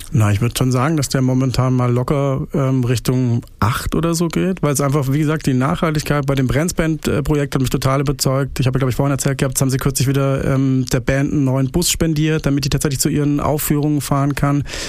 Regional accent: Pforzheim, Baden-Württemberg, Germany; now in Stuttgart, Germany; Ich bin Badener. Ich komme aus Barcelona, aus äh, Pforzheim, aus der hässlichsten Stadt der Welt

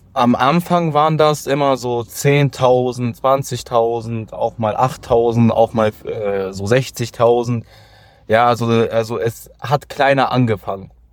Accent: Solingen, North Rhine-Westphalia, Germany; ich äh, bin aus Solingen

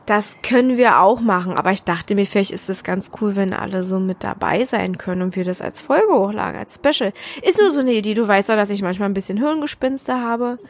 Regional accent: Berlin, Germany; now in Brandenburg, Germany; Ich bin ja gebürtige Berlinerin

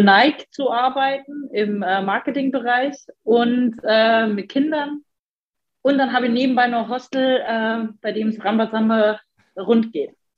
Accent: Passau, Bavaria, Germany; now in Erfurt, Germany; Ich planiere im Sommer unsagbar gerne in Passau durch die Straßen, genieße ähm, meine Heimat

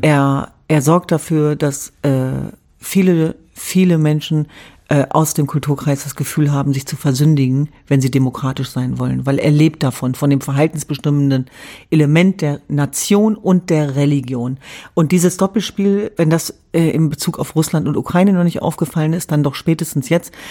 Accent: Germany; als Jesidin oder Kurdin antworten, sondern als Deutsche und Europäerin

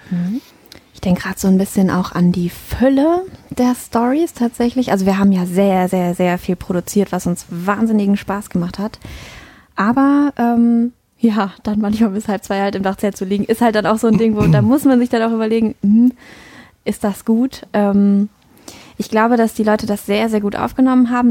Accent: North Rhine-Westphalia, Germany; finde meine Heimat jetzt ländlicher und idyllischer

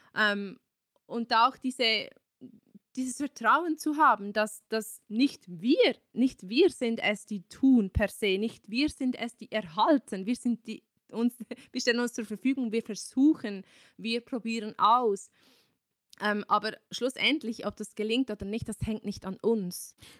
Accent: Switzerland; bei uns in der Schweiz

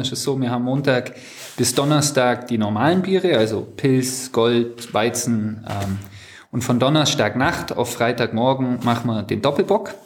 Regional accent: Sonthofen, Bavaria, Germany; Wir sind in der Brauerei aufgewachsen, wir haben hier gespielt schon immer

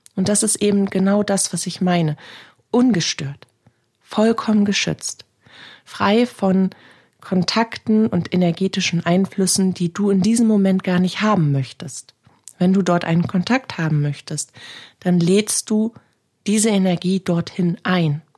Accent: Northern Germany, Germany; bei uns in Norddeutschland

